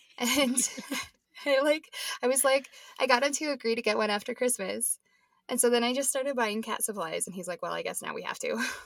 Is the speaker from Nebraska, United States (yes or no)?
yes; Nebraska, United States; now in Denver, United States; I'm from Nebraska originally.